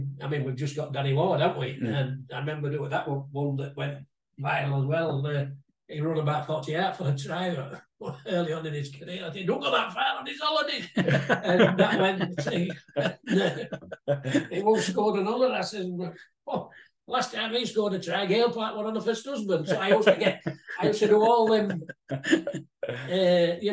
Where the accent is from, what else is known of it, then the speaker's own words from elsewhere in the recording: Featherstone, Yorkshire and the Humber, United Kingdom; as a kid, I was brought up born and bred in Featherston lad